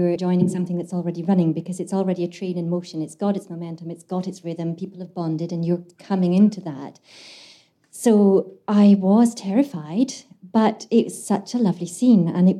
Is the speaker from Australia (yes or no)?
no; Glasgow, Scotland, United Kingdom; as a Glaswegian